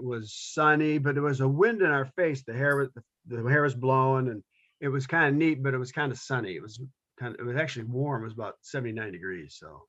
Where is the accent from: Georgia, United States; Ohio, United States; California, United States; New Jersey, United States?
Ohio, United States; Cleveland; we're from Cleveland